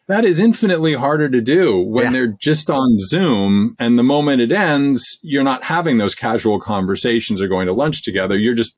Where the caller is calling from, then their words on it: Massachusetts, United States; Just outside of Boston, Massachusetts.